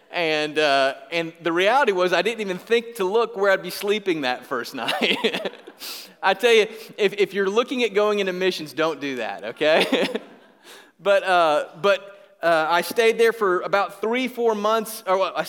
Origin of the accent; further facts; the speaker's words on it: Griffin, Georgia, United States; I was from Griffin, Georgia